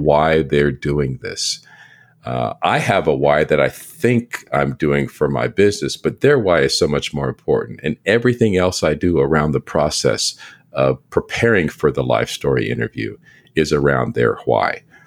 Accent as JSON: {"language": "English", "town": "San Antonio", "region": "Texas", "country": "United States", "said": "I'm from San Antonio, Texas"}